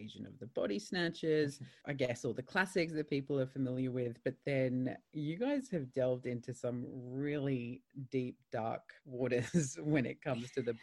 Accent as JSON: {"language": "English", "region": "England", "country": "United Kingdom", "tie": "born or raised there", "moved": "yes", "said": "I'm English originally. And I lived in England and I was going through high school years when Queer as Folk, the UK version, first came out."}